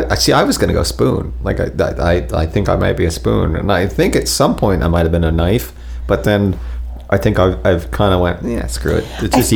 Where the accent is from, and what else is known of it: Florida, United States; born or raised there; also born or lived in New Jersey